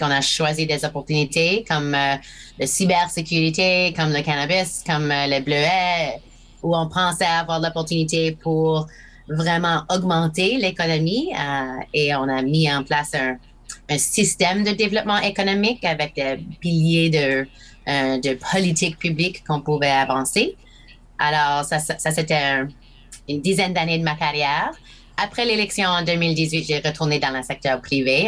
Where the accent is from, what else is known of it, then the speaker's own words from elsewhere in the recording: Fredericton, New Brunswick, Canada; French is a second language; j'ai appris le français ici à Fredericton. Ah, je commençais à Connaught Street School, une, école primaire ici